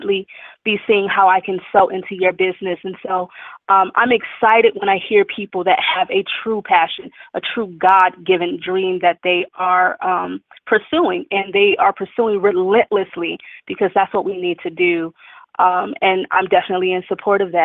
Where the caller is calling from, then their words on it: Upland, California, United States; I'm calling from Upland, California